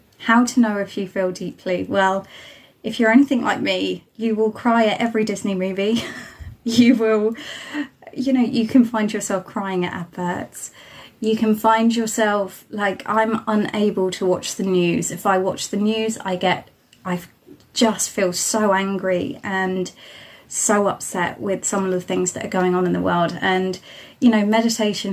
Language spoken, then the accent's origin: English; Isle of Wight, South East England, United Kingdom; moved away as an adult; I'm joining you from the Isle of Wight, which is right at the bottom of the UK.